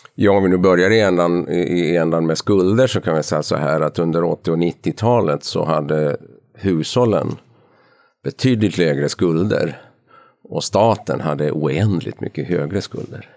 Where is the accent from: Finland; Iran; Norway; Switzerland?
Finland; Ostrobothnia; accent: Ostrobothnian Swedish dialect; first language Swedish; moved away as an adult; now in Stockholm, Sweden; jag är uppvuxen i Österbotten i Finland, jag mm. är svenskspråkig